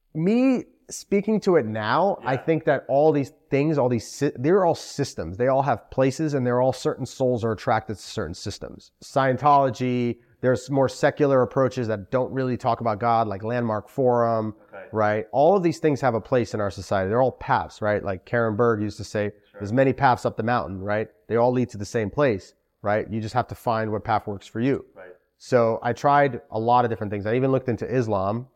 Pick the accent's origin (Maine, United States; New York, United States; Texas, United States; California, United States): New York, United States; New York City; also born or lived in Moscow, Russia / Albany, New York; I was born in Moscow, Russia. Wow. Immigrated to Sheepshead Bay, like okay. a lot of Russian Jews and spent most of my life there.